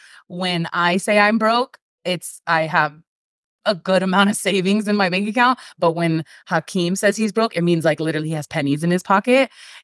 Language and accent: English; California, United States; now in Northern Nevada, United States; Like, we're from Southern California. And so if you know anything about people from Southern California, like, that's your whole personality. Like, when you grow up in a beach city like we did, that's who you are.